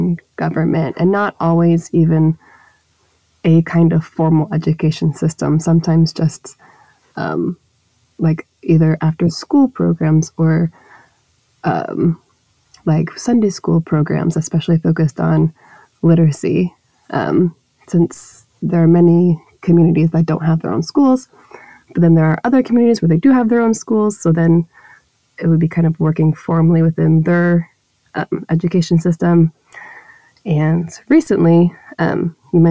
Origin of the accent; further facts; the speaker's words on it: Dallas, Texas, United States; moved away; I grew up in Dallas, Texas, in the United States